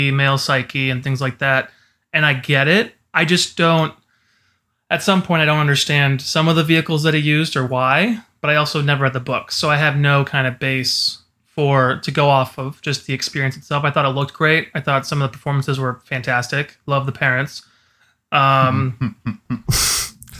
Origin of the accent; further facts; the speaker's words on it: Iowa, United States; coming from Iowa